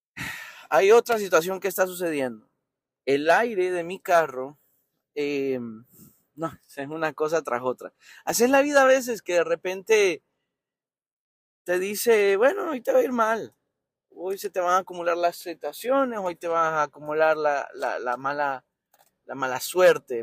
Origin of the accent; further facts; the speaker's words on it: Tegucigalpa, Francisco Morazán, Honduras; moved away as an adult; nací en Tegucigalpa, Honduras. Y eh, recuerdo, recuerdo muy vivo, tampoco es que me fui hace 50 años, me fui hace 10 años